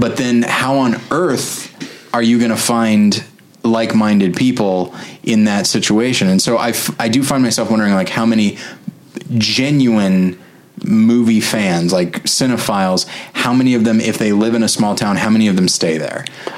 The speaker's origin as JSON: {"language": "English", "town": "Taft", "region": "California", "country": "United States", "moved": "yes", "said": "I'm actually from California originally."}